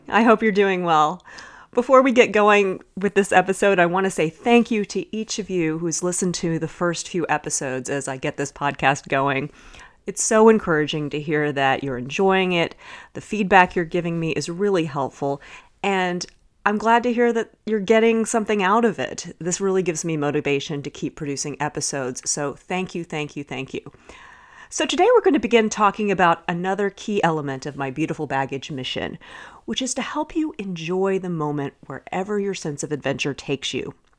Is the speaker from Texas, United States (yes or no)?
yes; Dallas, Texas, United States; growing up in Dallas